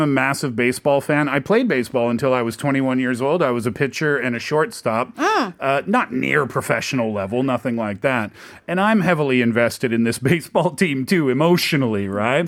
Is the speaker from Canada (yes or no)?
yes; Nova Scotia, Canada; moved away; I'm from Nova Scotia, which is also a peninsula